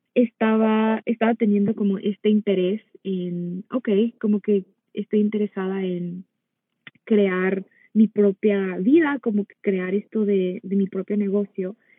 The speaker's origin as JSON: {"language": "Spanish", "country": "Mexico", "tie": "born or raised there", "moved": "as an adult", "lives_now": "United States", "said": "yo soy nací en Estados Unidos, pero de muy pequeña me fui a vivir a México, entonces crecí la mayor parte de mi vida allá."}